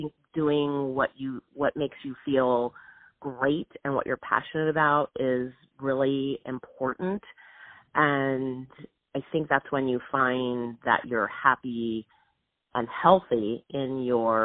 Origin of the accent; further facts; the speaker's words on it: Southern California, United States; I grew up in Southern California